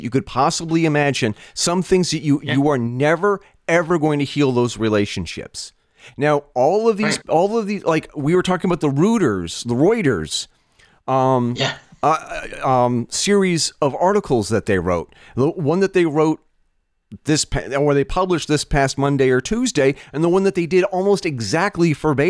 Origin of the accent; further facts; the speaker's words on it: United States; as an American, as a husband and as a dad